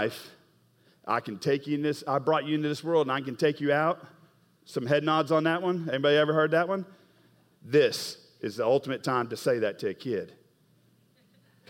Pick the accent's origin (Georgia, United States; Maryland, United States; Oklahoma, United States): Oklahoma, United States; I'm from Oklahoma